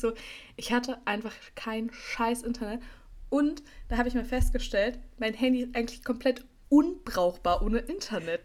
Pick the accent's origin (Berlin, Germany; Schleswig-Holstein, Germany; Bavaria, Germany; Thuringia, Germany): Berlin, Germany; ich bin auch in Berlin-Schöneberg zur Schule gegangen